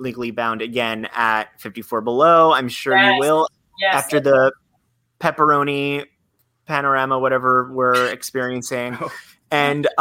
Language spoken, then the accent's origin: English; Florida, United States; Growing up in Florida